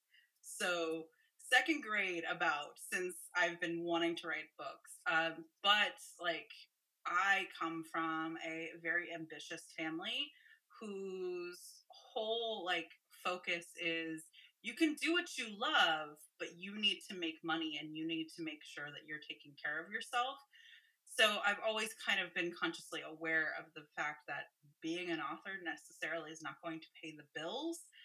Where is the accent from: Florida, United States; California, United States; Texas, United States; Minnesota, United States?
California, United States; San Francisco; I grew up in San Francisco in California